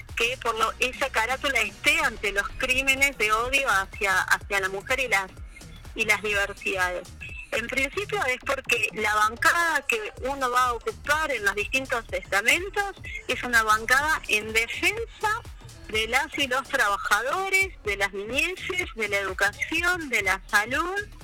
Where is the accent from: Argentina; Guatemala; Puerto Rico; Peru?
Argentina; Córdoba; moved away as an adult; also born or lived in Santa Cruz, Argentina; now in El Calafate, Argentina; yo llegué a la provincia en diciembre del 93, o sea que este año, en diciembre había cumplido 30 años en la provincia de Santa Cruz. Sí. Nací en Córdoba